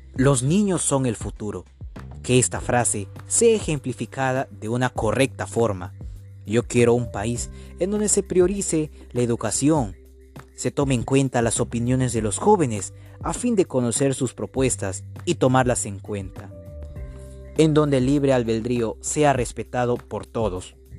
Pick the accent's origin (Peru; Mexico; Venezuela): Peru; nuestro Perú